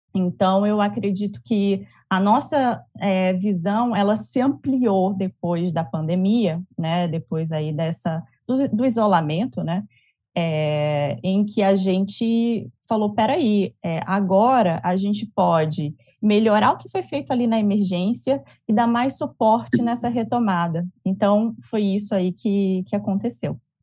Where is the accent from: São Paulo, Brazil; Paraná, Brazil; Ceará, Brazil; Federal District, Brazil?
Ceará, Brazil; Fortaleza; now in Rio de Janeiro, Brazil; sou cearense